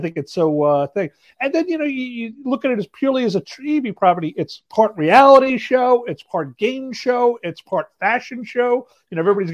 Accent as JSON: {"language": "English", "town": "New York City", "region": "New York", "country": "United States", "tie": "born or raised there", "moved": "yes", "lives_now": "New Jersey, United States", "said": "Born and raised in Brooklyn, New York"}